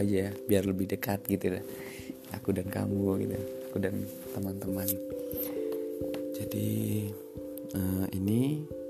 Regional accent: Temanggung, Central Java, Indonesia; aku asli dari Temanggung

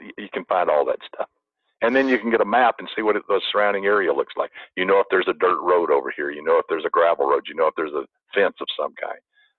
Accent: the South, United States; now in Irvine, United States; Now, I grew up in the South. I could spin a yarn. Everybody in the South can spin a yarn or they won't feed you.

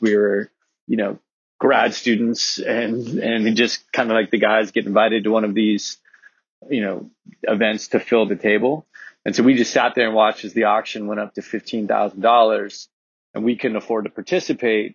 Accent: Laguna Niguel, California, United States; I grew up in Laguna Niguel

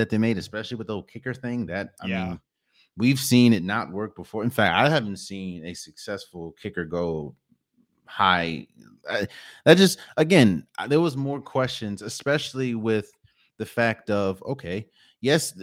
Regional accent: Washington, United States; I'm from the Washington area.

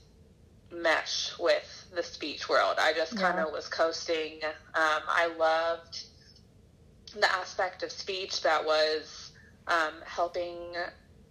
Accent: Florida, United States; moved away as an adult; also born or lived in Arkansas / Detroit; now in Orlando, United States; I'm originally from Florida

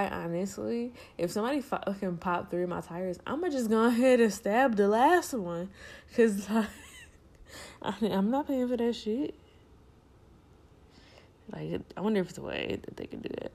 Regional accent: Detroit, Michigan, United States; we are from Detroit.

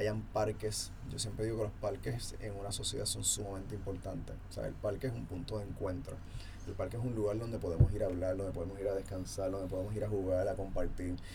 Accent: Puerto Rico; ahora en Puerto Rico estamos viviendo

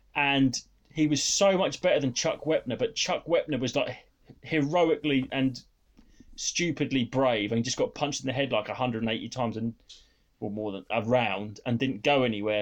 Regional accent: United Kingdom; being British

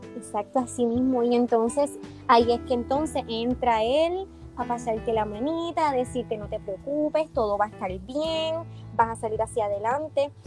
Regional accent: Hatillo, Puerto Rico; yo soy de Atillo, de la costa

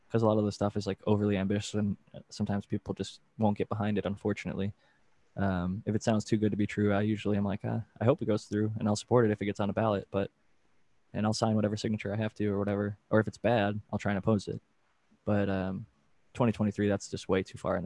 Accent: Ohio, United States; I'm from Ohio, and there's a lot of hunters

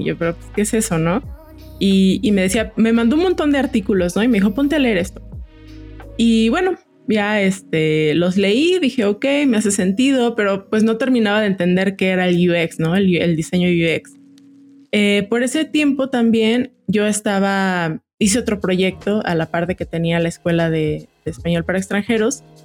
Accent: Jalisco, Mexico; moved away as an adult; now in Mexico City, Mexico; yo no soy de, de la Ciudad de México soy de Jalisco llevo cinco años aquí

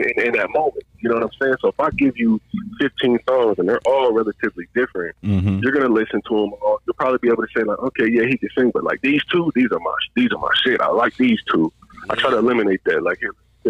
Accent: Detroit, Michigan, United States; moved away; I grew up in Detroit

